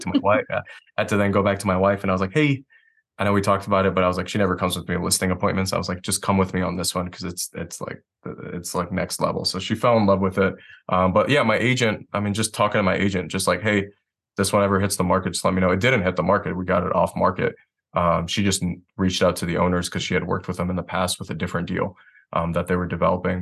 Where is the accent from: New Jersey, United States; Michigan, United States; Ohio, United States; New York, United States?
Michigan, United States; Detroit; moved away as an adult; now in Asheville, United States; I'm originally from Detroit, Michigan